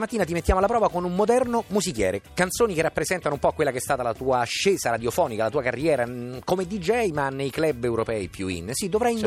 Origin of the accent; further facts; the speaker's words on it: Rome, Lazio, Italy; io sono più affezionato da buon romano